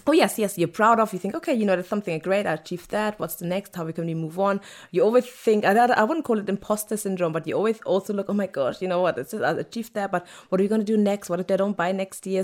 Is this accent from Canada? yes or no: no; Germany; now in London, United Kingdom; I was born in Germany by Nigerian parents, but I was raised by German parents